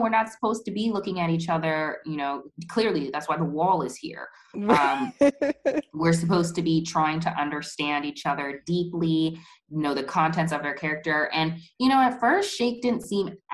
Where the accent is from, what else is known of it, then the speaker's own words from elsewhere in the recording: United States; growing up in the United States